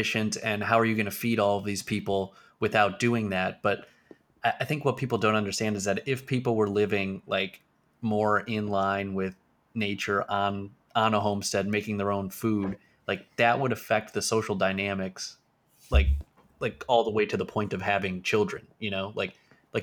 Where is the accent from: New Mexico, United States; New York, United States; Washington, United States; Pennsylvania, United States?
Pennsylvania, United States; my home state in Pennsylvania